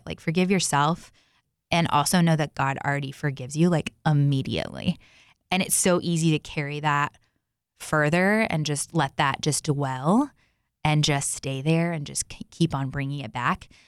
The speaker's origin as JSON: {"language": "English", "region": "Texas", "country": "United States", "tie": "born or raised there", "said": "Growing up, I grew up in, um, I grew up in Texas."}